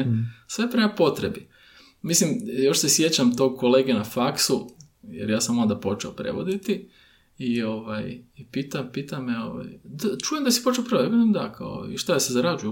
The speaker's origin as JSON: {"language": "Croatian", "country": "Croatia", "said": "mi Hrvati"}